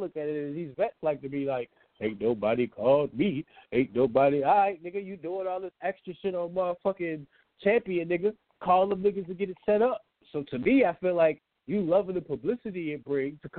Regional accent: Richmond, Virginia, United States; I'm from Richmond

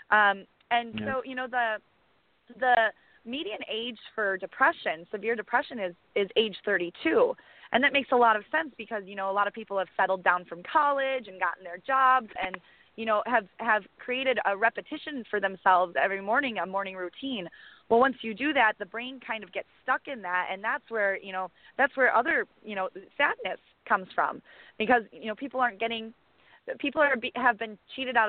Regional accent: Janesville, Wisconsin, United States; here in my hometown, Janesville, Wisconsin

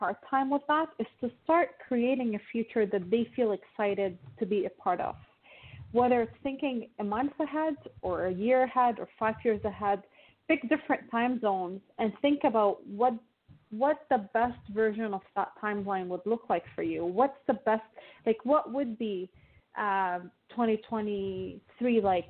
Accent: Lebanon; now in Toronto, Canada; I grew up in Lebanon, and Lebanon is a war-torn country.

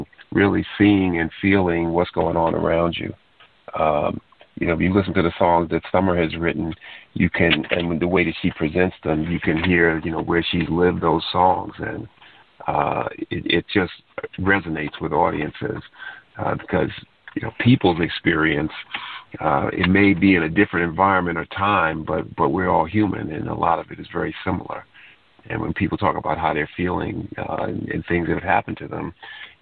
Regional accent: New York, United States; now in Bowie, United States; originally I was born in New York.

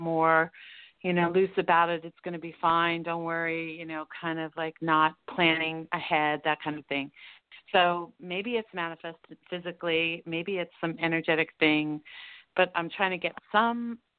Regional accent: Colorado, United States; from Colorado.

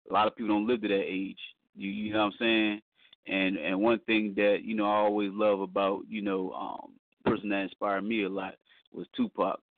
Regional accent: New York, United States; and I know how it was when I first started, you know, growing up in New York.

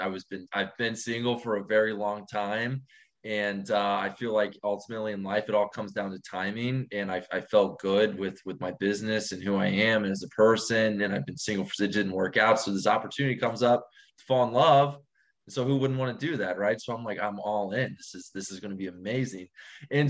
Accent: St. Louis, Missouri, United States; moved away as an adult; now in Miami, United States; born and raised in St. Louis, Missouri.

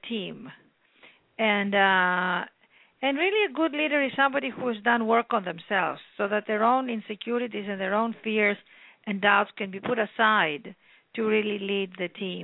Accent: Athens, Attica, Greece; moved away as an adult; also born or lived in London; I came from Athens, Greece, born and raised there by an incredible mother and father

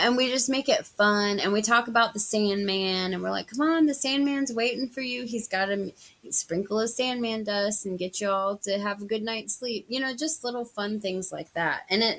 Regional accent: California, United States; born there; I was born in California and my dad's side, they're all still over there.

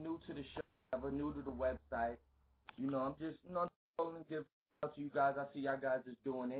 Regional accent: New York City, New York, United States; I'm from the Bronx, born and raised

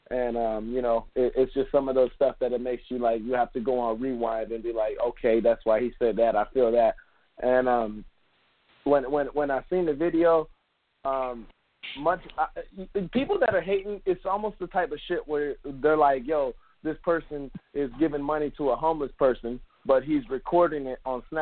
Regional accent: Miami, Florida, United States; born there; I wasn't raised in Miami, but I was born in Miami

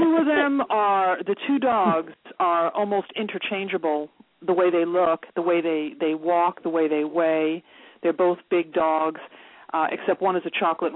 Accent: New York City, New York, United States; I'm from Queens

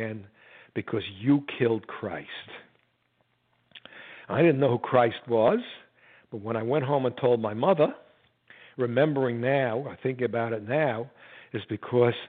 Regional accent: New York City, New York, United States; I was born in the Bronx.

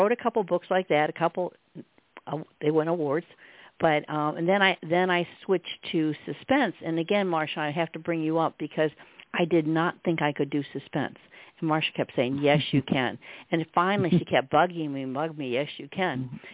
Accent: Michigan, United States; moved away as an adult; also born or lived in Virginia; now in Virginia Beach, United States; I was born in Michigan. I'm a Michigan girl, Midwest, and lived there till Gil and I, as I said, came down here

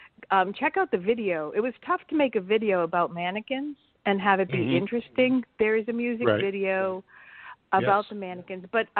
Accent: Plymouth, Massachusetts, United States; also born or lived in San Diego, California; I was two when he really came back, and then I was taken from there back to this coast, the East Coast, Plymouth, Massachusetts area. So I'm sort of a California transplant.

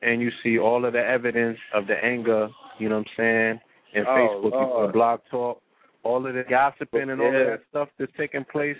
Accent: St. Croix, U.S. Virgin Islands; We grew up in St. Croix and the Virgin Islands.

